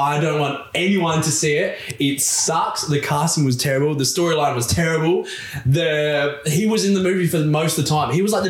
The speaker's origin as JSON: {"language": "English", "country": "Australia", "said": "we're Australian."}